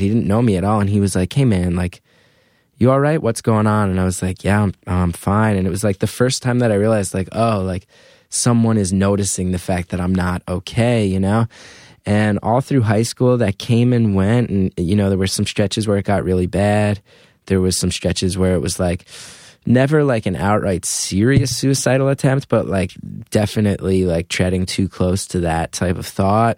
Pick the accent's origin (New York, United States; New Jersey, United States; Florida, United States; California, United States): New Jersey, United States; northern; now in Brooklyn, United States; I grew up in New Jersey and went to Rutgers